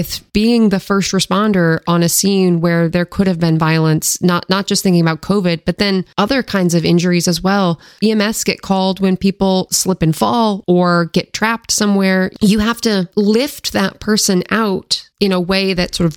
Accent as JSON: {"language": "English", "town": "Seattle", "region": "Washington", "country": "United States", "tie": "born or raised there", "moved": "yes", "lives_now": "Maryland, United States", "said": "growing up in the Seattle area"}